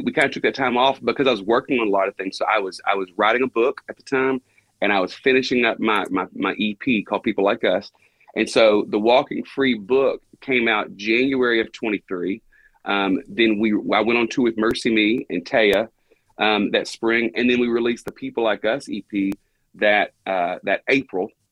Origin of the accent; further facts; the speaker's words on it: Buna, Texas, United States; born and raised and have never moved out of the unincorporated township of Buna, Texas.